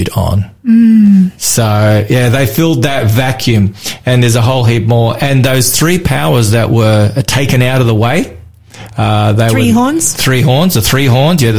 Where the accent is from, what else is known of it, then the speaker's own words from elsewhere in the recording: Australia; I'm an Aussie